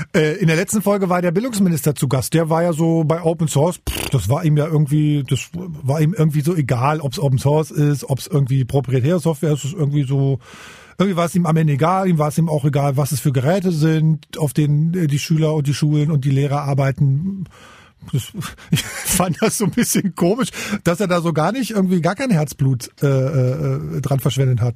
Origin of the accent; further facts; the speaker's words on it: Magdeburg, Saxony-Anhalt, Germany; now in Berlin, Germany; ich bin Magdeburger